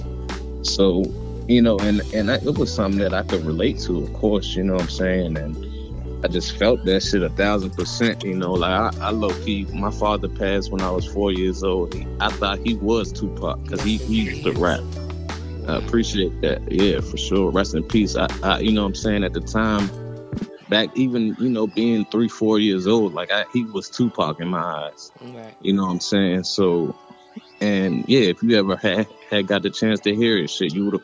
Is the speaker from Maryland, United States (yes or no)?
yes; Waldorf, Maryland, United States; also born or lived in Denver, Colorado; I'm from Maryland. I'm from the DMV area, you know, Waldorf, Maryland, to be specific